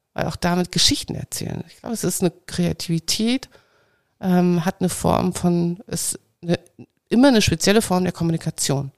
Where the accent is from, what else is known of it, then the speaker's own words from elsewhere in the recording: Saxony, Germany; ich bin geboren in Sachsen